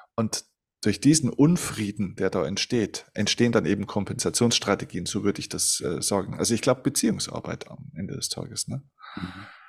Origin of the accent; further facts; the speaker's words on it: Germany; bei uns in Deutschland